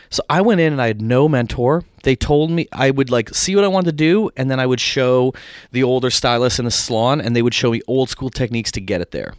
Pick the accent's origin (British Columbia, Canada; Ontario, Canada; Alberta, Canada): Ontario, Canada; Barrie; moved away as an adult; also born or lived in Winnipeg, Manitoba / Toronto; now in United States; from Barrie, which is an hour north, uh, born in Winnipeg, which is the central prairies of Canada